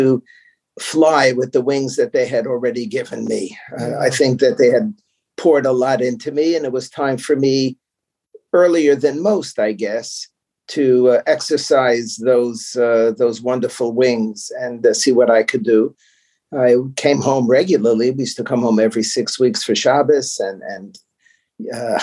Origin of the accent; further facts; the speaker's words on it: New York City, New York, United States; I grew up in the Bronx in New York